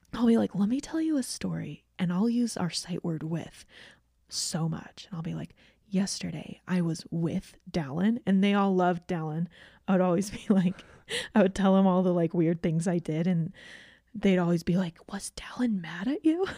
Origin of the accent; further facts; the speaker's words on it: Georgia, United States; moved away; I grew up in Georgia.